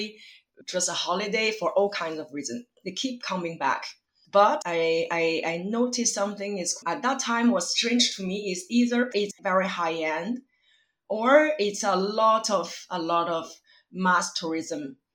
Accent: Beijing, China; moved away as an adult; also born or lived in Sydney, Australia; now in Paris, France; I grew up between Beijing in China and Sydney, Australia. I moved to Paris about 12 years ago.

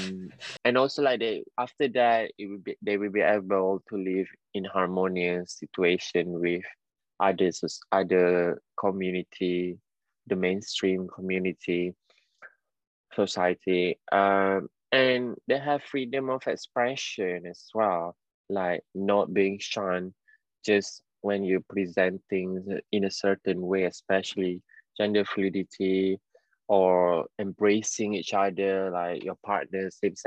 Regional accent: Penang, Malaysia; now in London, United Kingdom; it's very like Penang lingo. Because right, I'm from Penang

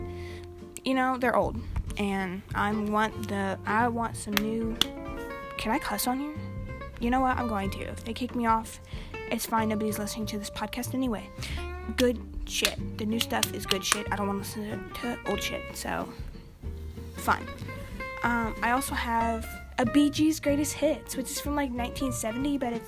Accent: Kentucky, United States; I'm from Kentucky

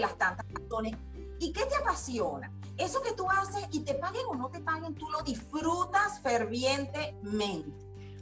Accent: La Asunción, Nueva Esparta, Venezuela; Yo soy de la isla de Margarita, nací en La Asunción, capital del estado Nueva Esparta, venezolana, con raíces andinas y raíces margariteñas

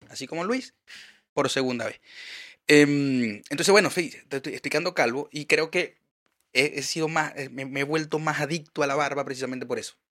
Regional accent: Chile; accent: Chilean; chileno, o por lo menos cierta, cierta parte, quizás en esa parte comunicacional, eh, no, no comulgan con nuestro acento.

